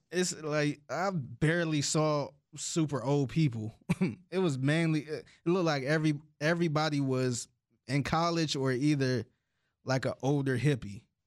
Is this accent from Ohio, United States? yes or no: yes; Cleveland, Ohio, United States; growing up in Cleveland